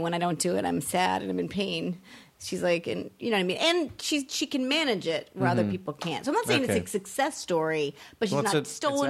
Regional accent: Boston, Massachusetts, United States; moved away; I'm from Boston.

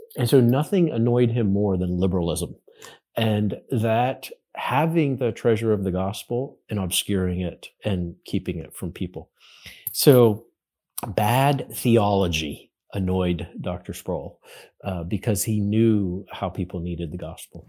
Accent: Western Pennsylvania, United States; I grew up in Western Pennsylvania

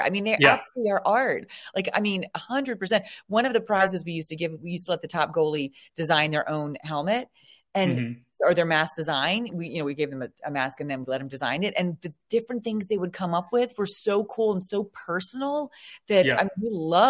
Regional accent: Washington, District of Columbia, United States; And we're from Washington, D.C. area.

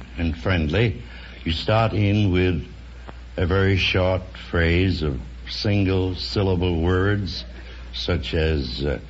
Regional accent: New York City, New York, United States; I was born 71 years ago on the top floor of a six-story tenement in New York City.

